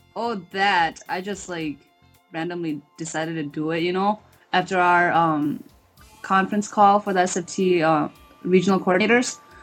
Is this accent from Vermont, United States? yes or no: no; Minnesota, United States; I'm from Minnesota. I go to the University of Minnesota